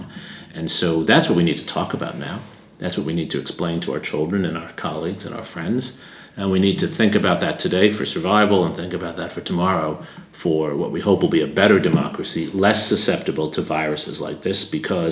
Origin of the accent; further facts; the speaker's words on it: United States; I grew up with in the United States in the 1980s